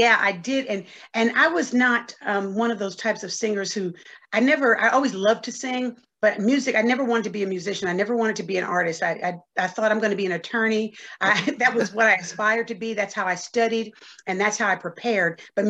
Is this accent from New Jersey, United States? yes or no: yes; Paterson, New Jersey, United States; also born or lived in North Carolina; I'm a Jersey girl, New Jersey. I was born in Paterson, New Jersey, which is right 12 miles west of New York City, and born and raised, educated in the city, college in the South. I attended and graduated from college in North Carolina